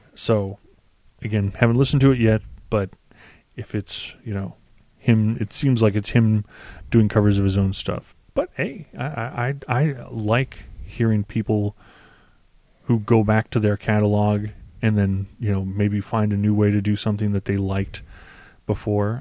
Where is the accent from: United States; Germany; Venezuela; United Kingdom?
United States; I'm an American